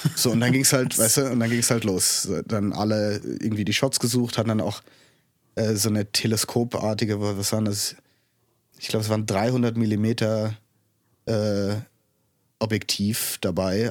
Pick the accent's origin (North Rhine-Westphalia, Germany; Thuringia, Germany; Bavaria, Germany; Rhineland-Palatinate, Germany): Rhineland-Palatinate, Germany; Kastellaun; moved away as an adult; also born or lived in Innsbruck, Austria / Canada; Ich bin hier im Hunsrück aufgewachsen